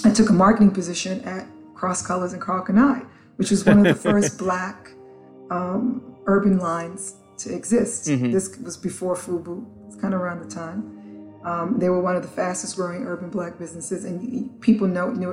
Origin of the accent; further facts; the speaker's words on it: New York City, New York, United States; also born or lived in Antigua / St. Croix; I grew up in the South Bronx, so I grew up where hip hop was born